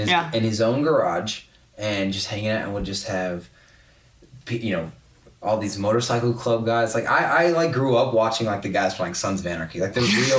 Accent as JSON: {"language": "English", "region": "Oklahoma", "country": "United States"}